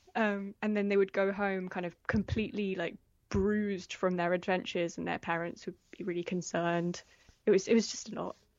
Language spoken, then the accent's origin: English; Oxfordshire, South East England, United Kingdom; also born or lived in London / Paris; I was born in London. We were, we moved to Paris when I was really small and lived there for a year, but I grew up mostly in, um, in Oxfordshire